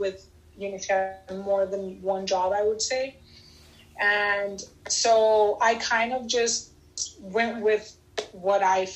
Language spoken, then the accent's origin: English; United States; I was born here in the United States, and my father was born in Cuba.